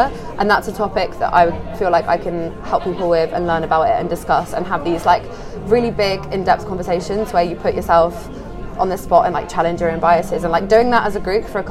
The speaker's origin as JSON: {"language": "English", "country": "Poland", "moved": "as an adult", "lives_now": "Bristol, United Kingdom", "said": "I'm from Poland originally. Uh-huh. And I came to Bristol for uni."}